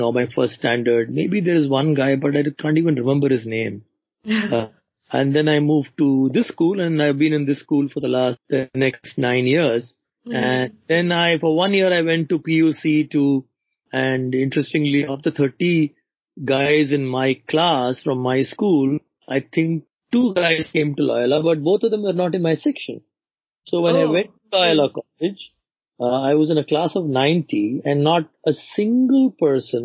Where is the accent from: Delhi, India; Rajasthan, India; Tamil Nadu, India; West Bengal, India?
Tamil Nadu, India; Chennai; So I was born in Chennai and I grew up in Chennai